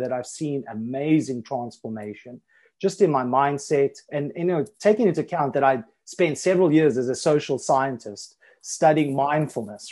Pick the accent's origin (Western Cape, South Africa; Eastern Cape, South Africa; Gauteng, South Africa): Gauteng, South Africa; Johannesburg; moved away as an adult; also born or lived in Thailand; now in Isle of Man; so I grew up in South Africa, in Johannesburg